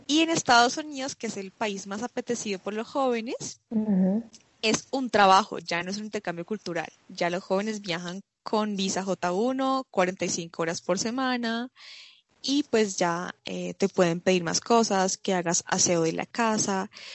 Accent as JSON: {"language": "Spanish", "town": "Fusagasugá", "region": "Cundinamarca", "country": "Colombia", "tie": "born or raised there", "also_born_or_lived": "Bogotá / France", "moved": "as an adult", "said": "soy colombiana, vengo de una ciudad pequeña que se llama Fusagasugá. Eh, allí pasé toda mi, toda mi infancia"}